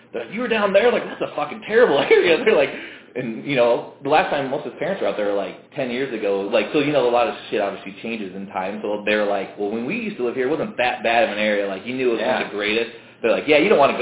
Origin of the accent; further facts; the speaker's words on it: Iowa, United States; growing up in Iowa